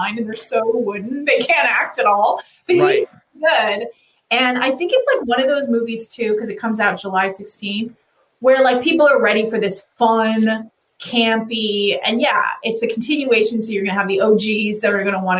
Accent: Canada; growing up in Canada

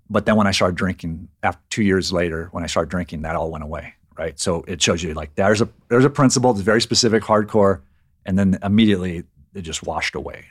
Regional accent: Riverside, California, United States; I grew up in Riverside, California, which is on the, in the Inland Empire in, here in California, in Southern California.

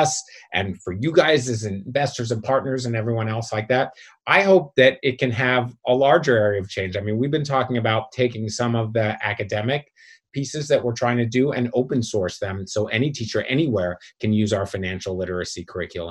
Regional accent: Philadelphia, Pennsylvania, United States; now in Brooklyn, United States; I'm from Philly originally

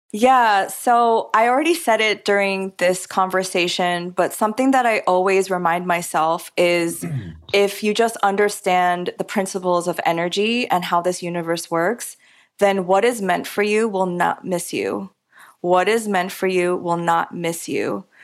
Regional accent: New York, United States; I'm a New Yorker and I grew up eating pizza

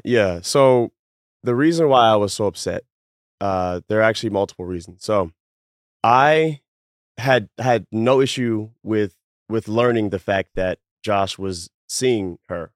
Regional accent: Baltimore, Maryland, United States; I'm from Baltimore

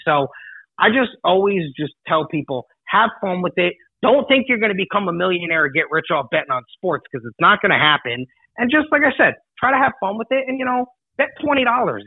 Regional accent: United States; also born or lived in New York / Connecticut; now in Las Vegas, United States; when I'm a kid growing up in New York and Connecticut.

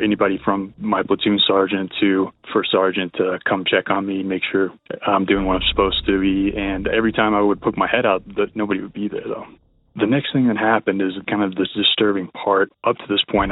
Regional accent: Texas, United States; now in Boulder, United States; I'm from Texas. I'm currently residing in Colorado in the Boulder area

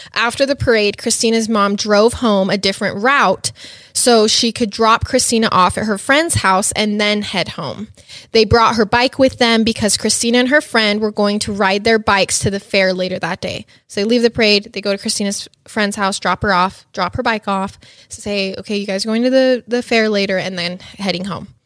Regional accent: Idaho, United States; moved away; I'm from Idaho, a smaller town

